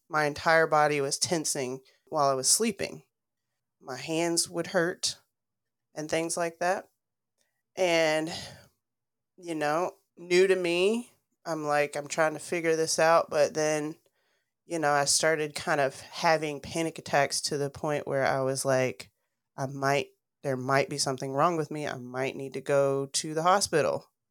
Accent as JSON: {"language": "English", "town": "Dalton", "region": "Georgia", "country": "United States", "tie": "born or raised there", "said": "I grew up in Dalton, Georgia"}